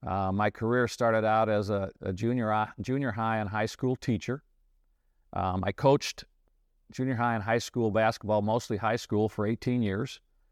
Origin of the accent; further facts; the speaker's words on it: Illinois, United States; I grew up in the Midwest in Illinois, went to a small state school in Illinois, graduated from there, met my wife there.